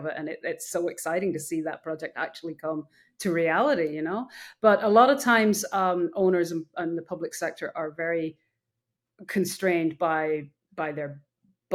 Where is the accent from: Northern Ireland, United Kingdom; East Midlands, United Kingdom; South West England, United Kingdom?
Northern Ireland, United Kingdom; now in United States; I was born in Ireland, raised on a farm, came over to the US when I was in my, very young.